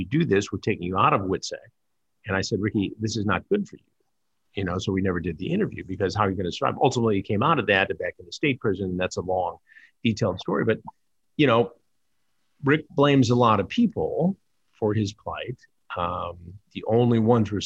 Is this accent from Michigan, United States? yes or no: yes; Detroit, Michigan, United States; I'm from Detroit